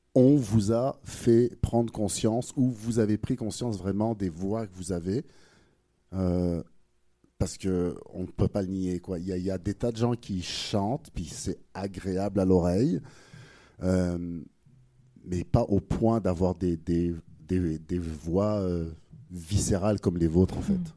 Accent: France; accent: French; moved away; Avec mon accent français

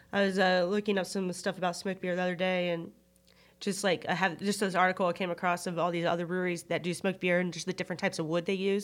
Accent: United States; I'm American

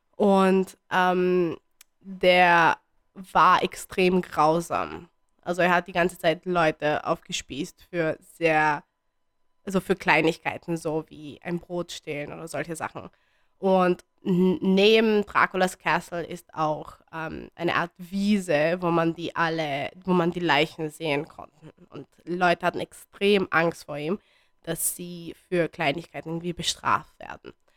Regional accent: Bucharest, Romania; moved away; ich wurde in Bukarest geboren.

